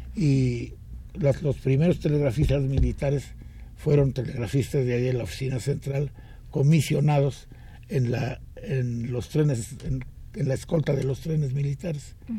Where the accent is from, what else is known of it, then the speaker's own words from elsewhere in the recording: Mexico City, Mexico; also born or lived in Villa de Guadalupe, Mexico City; nací aquí en, lo que entonces era un pueblito muy bonito que se llamaba Tlalpan